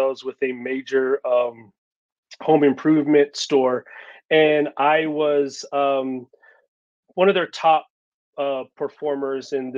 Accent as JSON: {"language": "English", "region": "Texas", "country": "United States", "moved": "as an adult", "lives_now": "Colorado, United States", "said": "I'm originally from Texas, but I moved here about in 2018"}